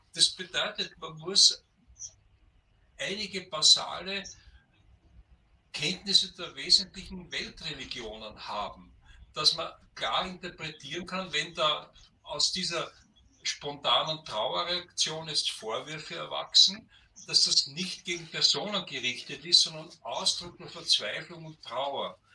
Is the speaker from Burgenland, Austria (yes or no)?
yes; Burgenland, Austria; in meinem Heimatbundesland im Burgenland